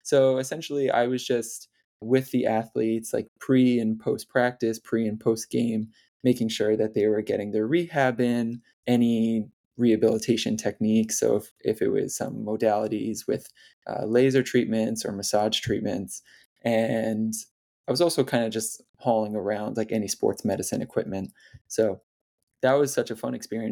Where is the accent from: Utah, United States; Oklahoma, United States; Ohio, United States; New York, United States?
New York, United States; near Hudson Valley; I started volunteering in the emergency department at a hospital near my hometown. And it was the first summer after my first year of undergrad. It was at New York Presbyterian Hudson Valley Hospital.